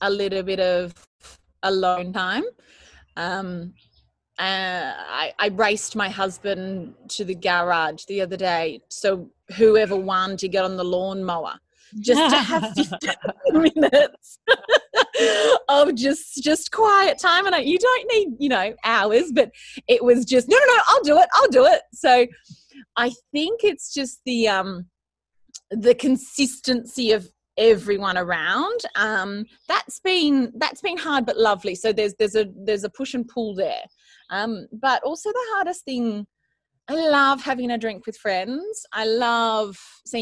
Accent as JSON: {"language": "English", "town": "Bowral", "region": "New South Wales", "country": "Australia", "tie": "born or raised there", "also_born_or_lived": "Sydney, Australia", "moved": "as an adult", "lives_now": "Jugiong, Australia", "said": "grew up and born and bred in Barrel in the Southern Highlands"}